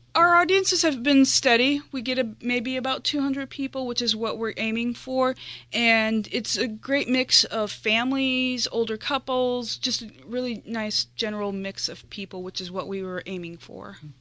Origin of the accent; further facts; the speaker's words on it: outside of Chicago in Indiana, United States; moved away as an adult; now in Delaware, United States; I grew up outside of Chicago in Indiana